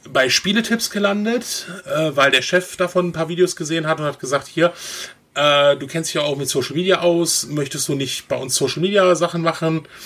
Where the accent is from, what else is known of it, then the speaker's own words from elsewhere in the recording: North Rhine-Westphalia, Germany; Also ich komme eigentlich aus NRW